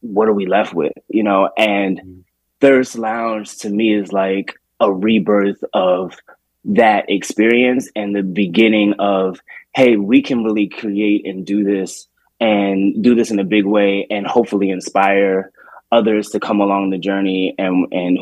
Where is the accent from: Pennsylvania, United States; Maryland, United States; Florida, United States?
Maryland, United States; Baltimore; moved away; also born or lived in Washington, D.C.; I grew up in Baltimore